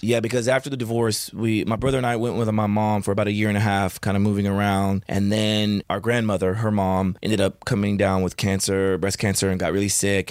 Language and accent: English; Chandler, Oklahoma, United States; moved away; my childhood, I grew up in, in Chandler, Oklahoma